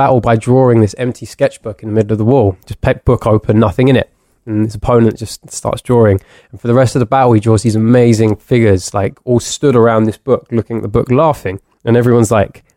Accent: London, United Kingdom; growing up in London

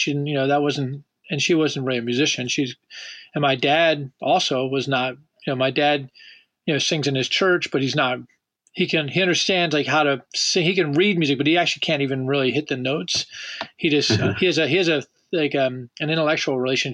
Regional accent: Washington, District of Columbia, United States; as a young child, growing up in Washington, D.C.

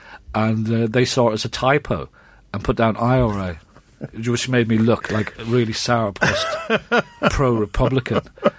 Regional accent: Ireland; now in England

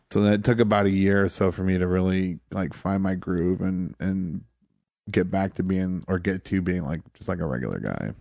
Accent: Toledo, Ohio, United States; moved away as an adult; also born or lived in Detroit / Charleston, South Carolina; now in New York City, United States; I grew up in Toledo.

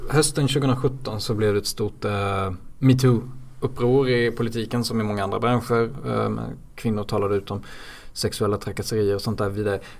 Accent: Tingsryd, Kronoberg County, Sweden; accent: Småland; also born or lived in Jönköping; now in Stockholm, Sweden; några mil söder om. Eh, nästan vid Blekingegränsen.

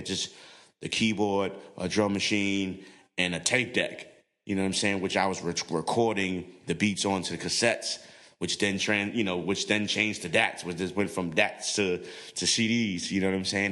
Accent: New York City, New York, United States; I'm from the hood, I'm from the Bronx

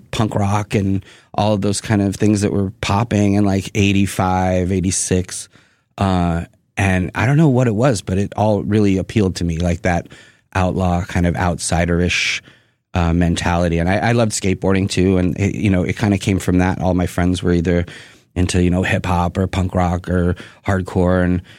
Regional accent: Boston, Massachusetts, United States; moved away as an adult; also born or lived in Houston / Virginia; And then we moved to Boston. And so I grew up... I tell people I'm from Boston, basically, because

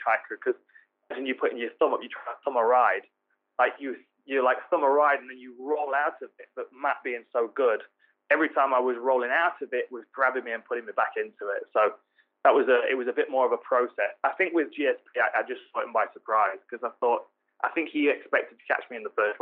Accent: Nottingham, East Midlands, United Kingdom; my hometown, Nottingham

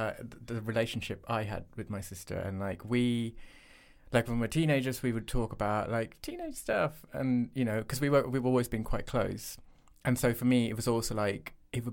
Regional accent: Bahrain; also born or lived in Sri Lanka; we spent our lives growing up in Bahrain and then in Sri Lanka.

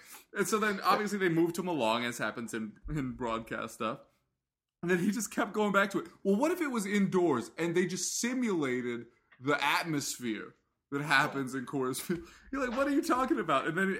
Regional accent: United States; You know, I'm an American.

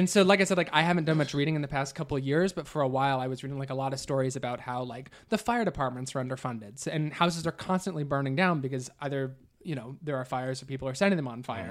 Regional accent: Midwest, United States; moved away; Growing up in the Midwest

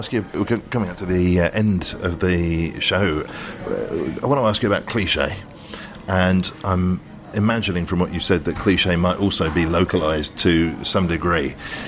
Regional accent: London, United Kingdom; as a Londoner

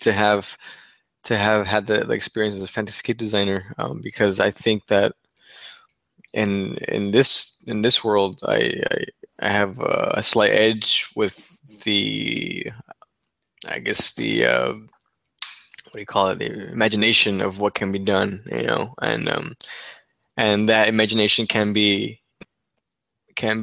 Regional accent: Mexico; now in Texas, United States; Mexico, my home country

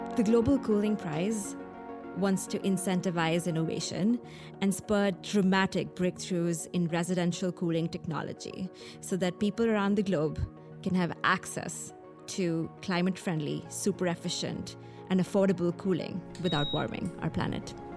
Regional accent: New Delhi, Delhi, India; I grew up in Delhi, in New Delhi in India

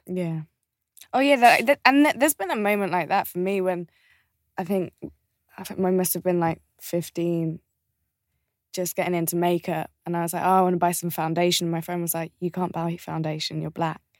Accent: just outside of Birmingham, West Midlands, United Kingdom; we grew up just outside of Birmingham

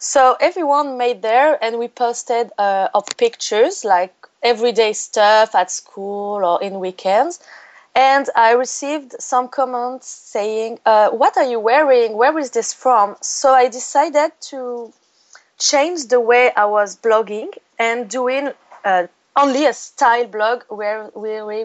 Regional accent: Cannes, Provence-Alpes-Côte d'Azur, France; English is a second language; now in Paris, France; I was born in France, in Cannes. It's the south of France.

